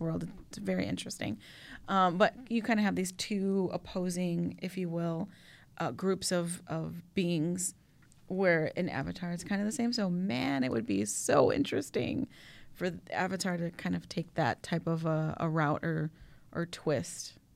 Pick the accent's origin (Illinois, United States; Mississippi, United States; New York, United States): Illinois, United States; Chicago; Yes, I'm a Latina, but even maybe before I'm a Latina, I'm a Chicagoan, like, through and through